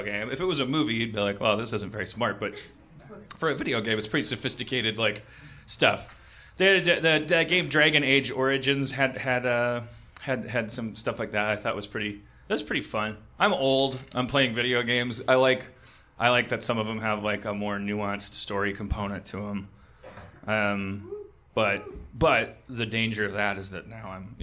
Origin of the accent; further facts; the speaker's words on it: Wisconsin, United States; I'm from Wisconsin